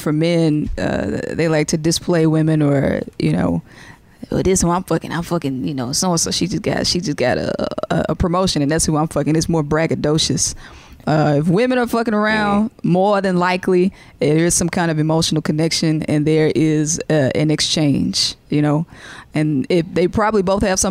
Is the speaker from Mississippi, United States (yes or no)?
yes; Jackson, Mississippi, United States; moved away; my hometown, Jackson, Mississippi